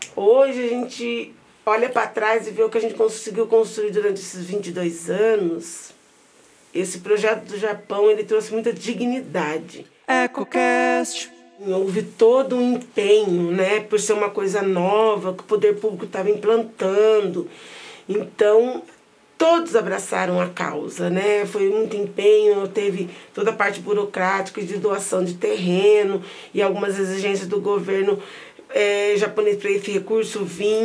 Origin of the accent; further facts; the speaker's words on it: Londrina, Paraná, Brazil; Nasci na Vila Maris, uma das mais antigas das favelas de Londrina, bem próximo do centro.